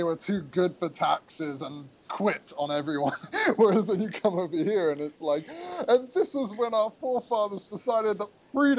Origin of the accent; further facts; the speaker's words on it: England, United Kingdom; now in United States; my mom's American, my dad's very English. I was born in America. I have both passports.